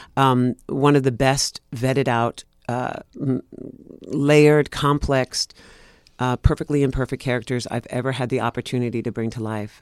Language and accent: English; New York City, New York, United States; I'm born and raised in Greenwich Village, New York